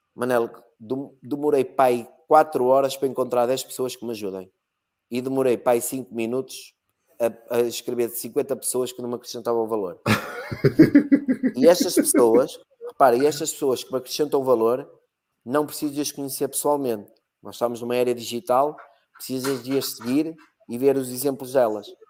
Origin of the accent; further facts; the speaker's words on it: Algarve, Portugal; also born or lived in Porto; now in Braga, Portugal; nasci no Algarve, que ah, ah, se aprende logo inglês